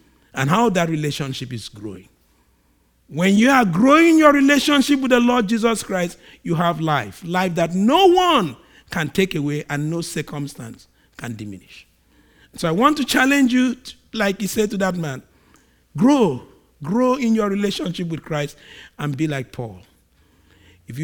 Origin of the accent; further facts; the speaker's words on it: Nigeria; I'm a Nigerian, so just, I'm a Nigerian and we behave strange